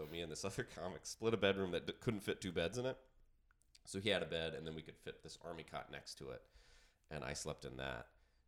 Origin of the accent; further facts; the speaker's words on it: Georgia, United States; But yeah, raised in Georgia in a small town. And I went to college in Athens, Georgia, UGA.